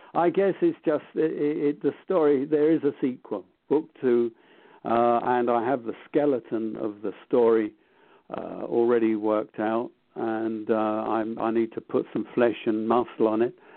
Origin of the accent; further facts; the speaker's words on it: London, United Kingdom; I grew up in London